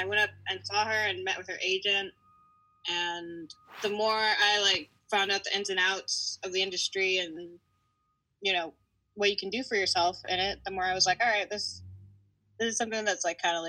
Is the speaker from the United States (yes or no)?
yes; California, United States; now in Texas, United States; Yeah, well, I am originally from California, from SoCal. And I live out here in Texas. I have been here for a few months. I'm 27